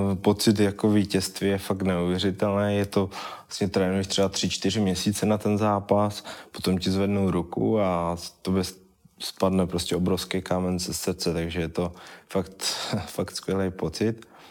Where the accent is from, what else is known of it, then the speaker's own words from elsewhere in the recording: Vyškov, South Moravian Region, Czechia; já jsem původem z Vyškova, vlastně pořád bydlím ve Vyškově